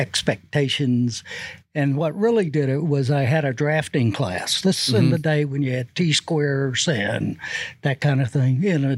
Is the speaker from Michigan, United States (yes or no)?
no; Fort Walton Beach, Florida, United States; moved away as an adult; also born or lived in Georgia; I grew up in Fort Walton Beach.